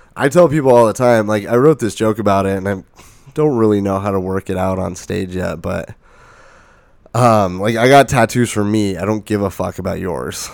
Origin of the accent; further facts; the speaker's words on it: Lake Havasu City, Arizona, United States; moved away as an adult; also born or lived in Flagstaff; I'm from Lake Havasu